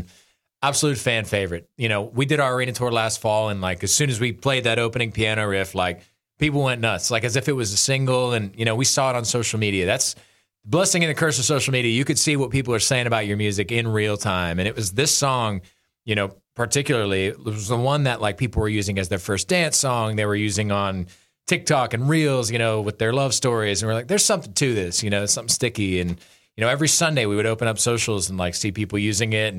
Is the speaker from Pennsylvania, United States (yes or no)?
yes; Pennsylvania, United States; I grew up in Pennsylvania, big Steelers fan